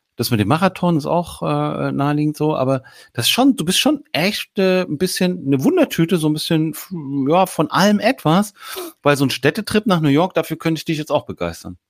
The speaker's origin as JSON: {"language": "German", "region": "Hamburg", "country": "Germany", "said": "als Hamburger"}